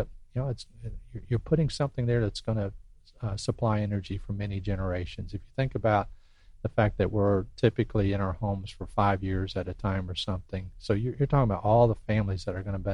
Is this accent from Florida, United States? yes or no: yes; Pensacola, Florida, United States; moved away as an adult; I grew up here in Pensacola, so my heart's here.